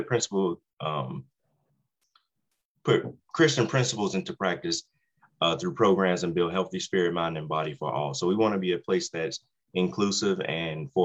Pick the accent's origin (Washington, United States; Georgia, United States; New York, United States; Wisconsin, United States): Georgia, United States; Savannah; moved away as an adult; also born or lived in Raleigh, North Carolina; now in Harrison County, West Virginia, United States; I was born and raised in Savannah, Georgia